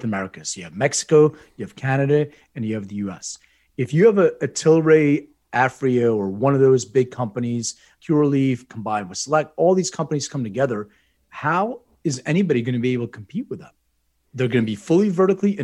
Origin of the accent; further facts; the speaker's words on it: Lithuania; moved away; I was born in Lithuania